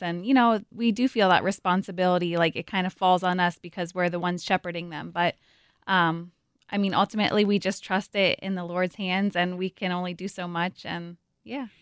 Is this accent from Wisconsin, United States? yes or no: no; Coopersburg, Pennsylvania, United States; I grew up in Coopersburg, Pennsylvania.